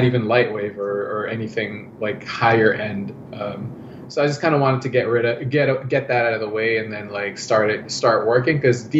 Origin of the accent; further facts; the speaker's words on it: Canada; English is a second language; also born or lived in Philippines; So about like 11, when I was 11, my family, mom, dad and sister and I went to Canada.